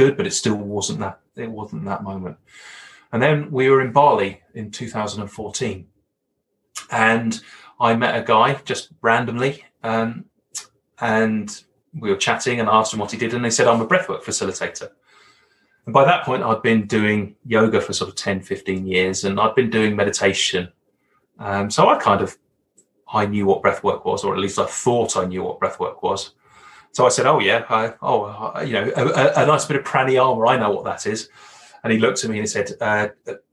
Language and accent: English; Brighton, South East England, United Kingdom; accent: Hollywood villain accent; moved away as an adult; now in Alberta, Canada; I grew up in a small city in England called Brighton, which is on the south coast, about an hour's journey from London